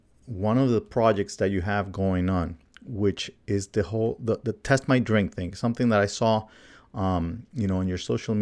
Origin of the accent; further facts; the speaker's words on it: Colombia; moved away; my home country of Colombia